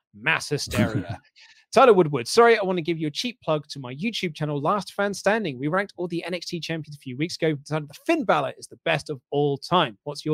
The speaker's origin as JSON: {"language": "English", "region": "West Midlands", "country": "United Kingdom", "said": "I'm from the West Midlands. And it's so funny when my American friend copies me accents."}